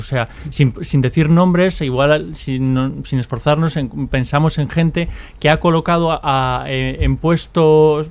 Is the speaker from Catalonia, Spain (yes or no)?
no; Basque Country, Spain; soy vasco y he vivido eh, en esos años